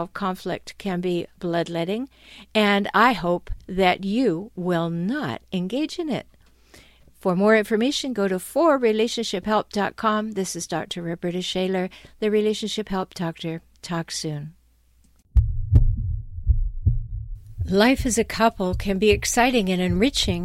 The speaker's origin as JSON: {"language": "English", "country": "Canada", "moved": "yes", "lives_now": "San Diego, United States", "said": "I'm Canadian and I live in San Diego"}